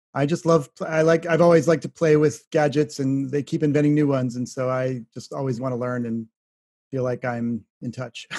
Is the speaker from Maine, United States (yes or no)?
no; Shaker Heights, Ohio, United States; my home state